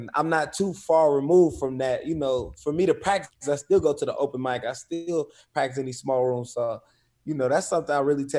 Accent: California, United States; So I come from the Bay Area is real big on hip hop, independence, and athletes.

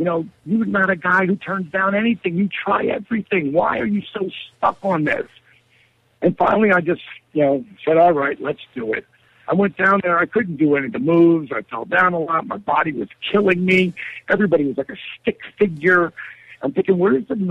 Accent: Jersey Shore, New Jersey, United States; I'm from the Jersey Shore, and not the shore, you know, Snooki hangs out with. But, you know, I'm a local. I grew up there on the shore

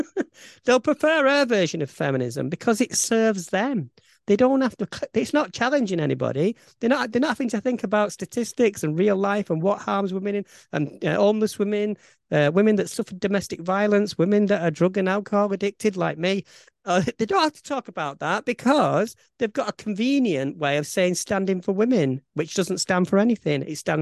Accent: Bolton, North West England, United Kingdom; accent: Bolton; my Bolton accent

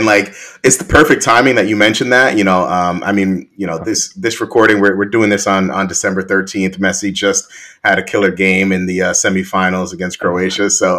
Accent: New York City, New York, United States; I was a Queens guy.

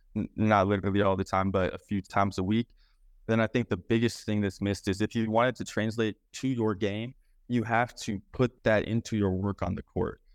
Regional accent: Beaverton, Oregon, United States; also born or lived in Clackamas, Oregon / Anchorage, Alaska; I grew up in Beaverton

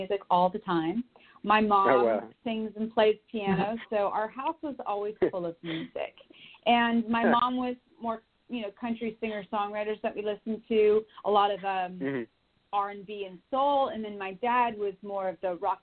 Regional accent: Bozeman, Montana, United States; I'm originally from Bozeman, Montana, where I was born and raised

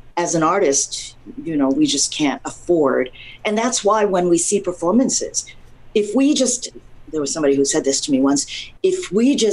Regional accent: United States; I'm an American

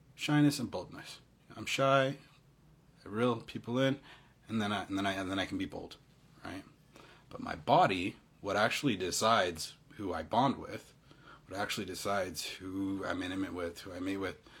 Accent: Utah, United States; I'm half East African. Yeah, I'm you know I'm from Utah

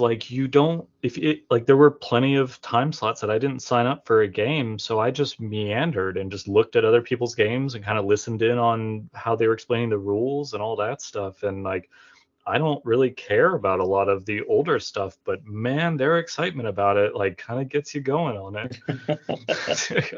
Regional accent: Florida, United States; now in Montgomery, United States; I'm from Florida and I currently live in Montgomery, Alabama.

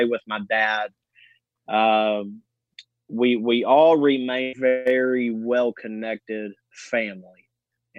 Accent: Owensboro, Kentucky, United States; I was raised in Owensboro, Kentucky, a small community

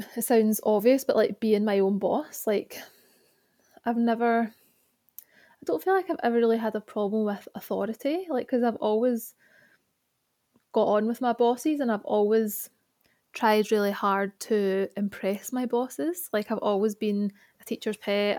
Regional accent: Glasgow, Scotland, United Kingdom; now in Birmingham, United Kingdom; I was born in Glasgow and I now love, live in Birmingham.

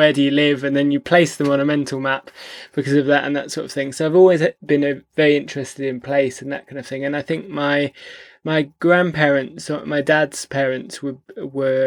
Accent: Stroud, South West England, United Kingdom; moved away as an adult; also born or lived in London / York; moved to London, what was that, 2006, I think it was, from my hometown Stroud in Gloucestershire

